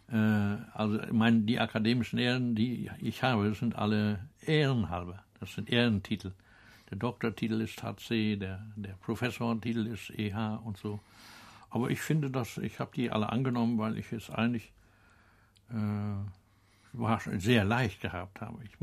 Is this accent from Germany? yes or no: yes; Benz, Mecklenburg-Vorpommern, Germany; Ja, äh, meine Heimat. Ja. Ja, ich äh, habe, ich bin äh, in Drei Kilometer hinter dieser Küste gibt es eine Kirche, der ein Ort, der heißt